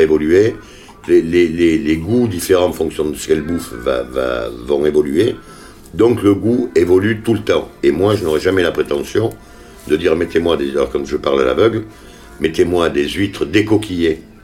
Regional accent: Les Jacquets, Nouvelle-Aquitaine, France; C'est mon village natal

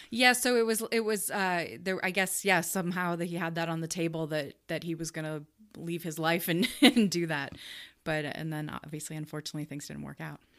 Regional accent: Chicago, Illinois, United States; moved away as an adult; now in Omaha, United States; I was not born here. I was born in Chicago.

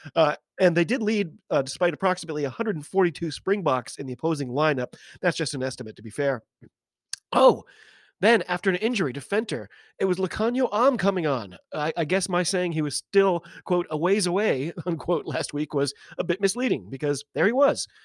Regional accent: United States; I'm an American

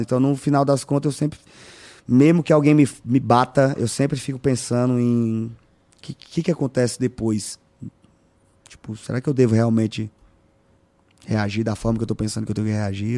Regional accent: Piauí, Brazil; É nascer onde eu nasci

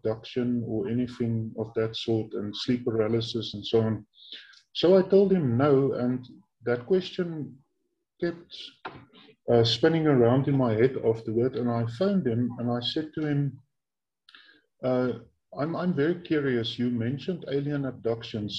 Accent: Bloemfontein, Free State, South Africa; I was born in 1986 in my hometown where I'm currently living, Bloemfontein. Now, this is in central South Africa in a province that is called the Free State Province.

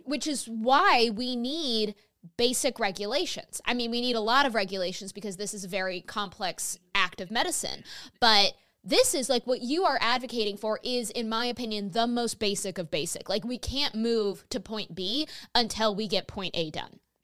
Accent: New York, United States; my home state of New York

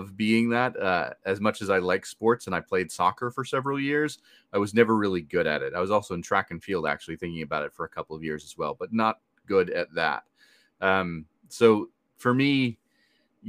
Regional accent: rural New Hampshire, United States; moved away as an adult; now in Washington, D.C. area, United States; But I grew up in rural New Hampshire and now I live in the DC area

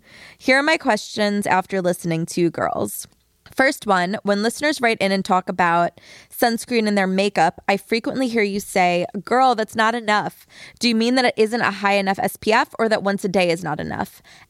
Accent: New York, United States; It's I grew up on Long Island.

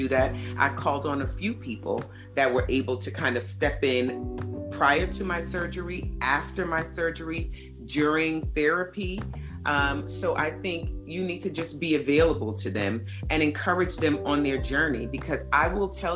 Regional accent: New York, United States; now in New Jersey, United States; I'm from New York

